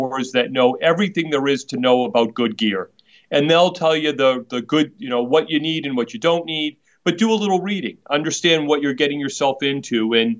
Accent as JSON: {"language": "English", "town": "Boston", "region": "Massachusetts", "country": "United States", "tie": "born or raised there", "said": "I was born and raised in Boston"}